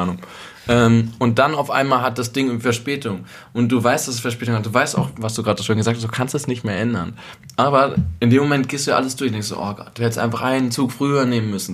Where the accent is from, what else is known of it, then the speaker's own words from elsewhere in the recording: North Rhine-Westphalia, Germany; moved away as an adult; also born or lived in Berlin; ich komme aus Ostwestfalen und bei mir zu Hause gab es echt immer so Bürodiesel